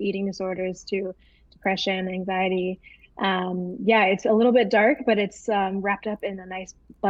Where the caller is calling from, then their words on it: Langley, British Columbia, Canada; I'm in Langley currently, Langley, British Columbia.